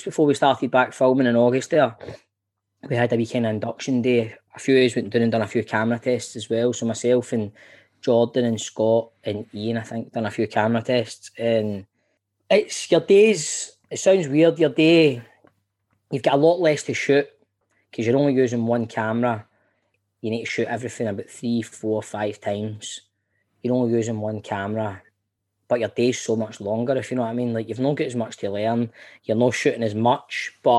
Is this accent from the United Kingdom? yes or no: yes; Glasgow, Scotland, United Kingdom; I grew up in Carntyne, went to school in Ridley in the east end of Glasgow